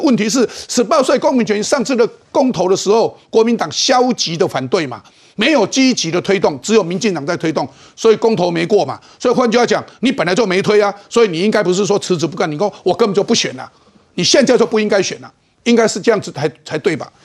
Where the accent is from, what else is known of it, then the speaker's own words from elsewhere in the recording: Taiwan; 我们台湾人，中华民国台湾如何保持自己的信心，对自己台湾对这块土地的信心